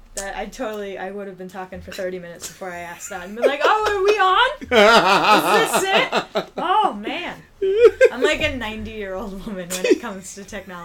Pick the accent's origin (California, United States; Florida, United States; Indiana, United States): Florida, United States; Coral Springs; moved away; I'm from Coral Springs, which is kind of closer to the Fort Lauderdale area.